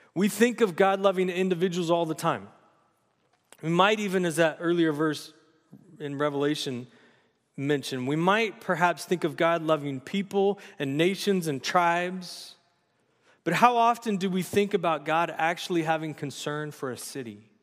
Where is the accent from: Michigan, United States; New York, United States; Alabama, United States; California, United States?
California, United States; San Luis Obispo; also born or lived in Los Angeles, California; now in Santa Maria, United States; I grew up in Slough J, for junior high and high school